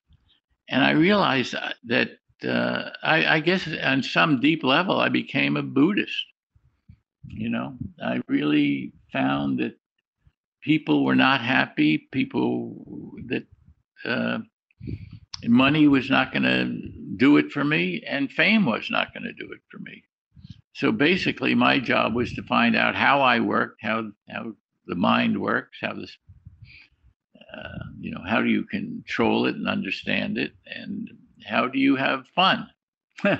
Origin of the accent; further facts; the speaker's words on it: New York City, New York, United States; I'm from the Bronx. I was a poor kid